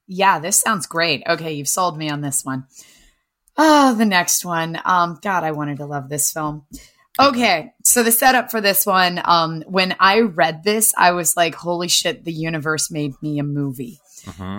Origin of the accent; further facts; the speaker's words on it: Appalachia, United States; it's Tremors in my hometown.